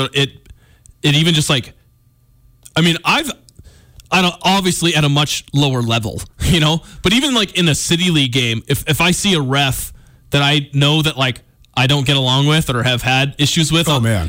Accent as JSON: {"language": "English", "area": "outside of San Diego", "region": "California", "country": "United States", "tie": "born or raised there", "moved": "yes", "lives_now": "Montana, United States", "said": "Growing up outside of San Diego at a small school"}